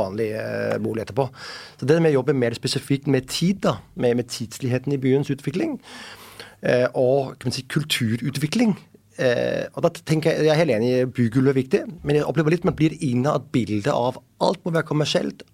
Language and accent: Norwegian; Denmark; Norwegian is a second language; moved away as an adult; now in Oslo, Norway; jeg er dansk